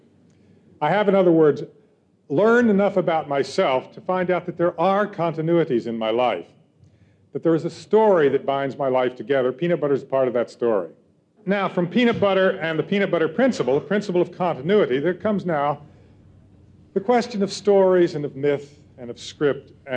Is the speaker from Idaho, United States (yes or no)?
no; California, United States; I'm from California